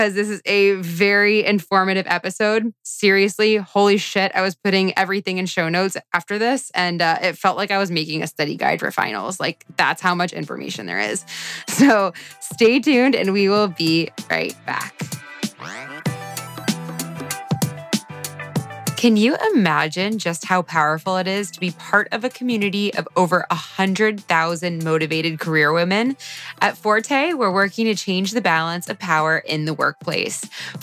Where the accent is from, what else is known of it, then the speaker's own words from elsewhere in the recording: Florida, United States; moved away as an adult; now in Los Angeles, United States; I grew up in Florida, and after 18 years of growing up on the beach